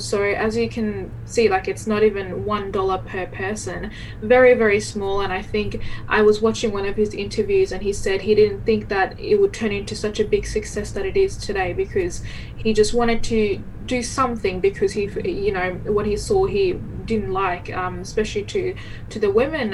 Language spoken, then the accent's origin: English; Bangladesh; now in Perth, Australia; I am originally originally from Bangladesh. I was born there